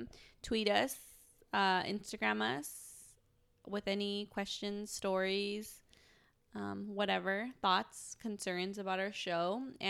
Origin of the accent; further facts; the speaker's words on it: United States; I'm born here and I live here.